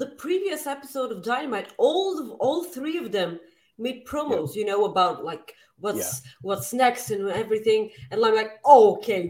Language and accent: English; Winnipeg, Manitoba, Canada; I'm from Winnipeg, you idiot!